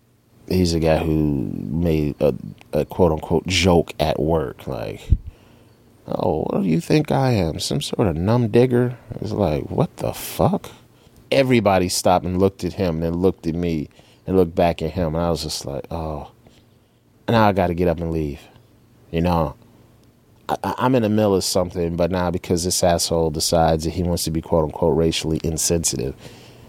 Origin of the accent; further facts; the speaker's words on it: United States